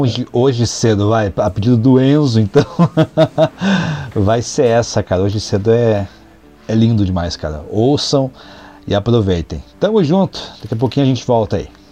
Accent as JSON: {"language": "Portuguese", "country": "Brazil", "said": "sou brasileiro"}